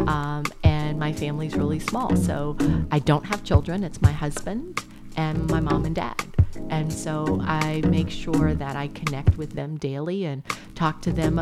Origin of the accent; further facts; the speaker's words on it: New Orleans, Louisiana, United States; I'm from New Orleans.